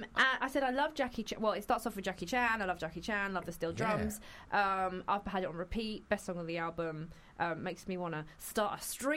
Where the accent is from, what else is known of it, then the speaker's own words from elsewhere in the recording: London, United Kingdom; I'm from Peckham, mate.